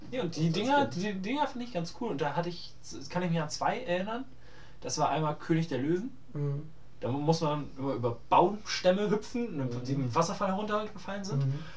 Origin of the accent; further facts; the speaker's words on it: Hamburg, Germany; Ich bin in Hamburg groß geworden.